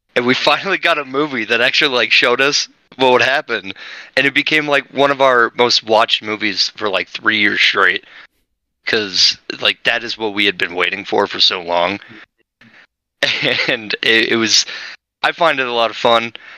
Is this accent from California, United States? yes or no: no; Utah, United States; from Utah